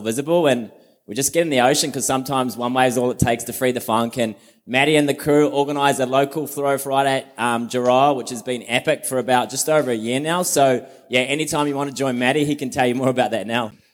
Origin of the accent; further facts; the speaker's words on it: Mount Maunganui, Bay of Plenty, New Zealand; now in Sydney, Australia; I'm from New Zealand, but live in Sydney at the moment in Bondi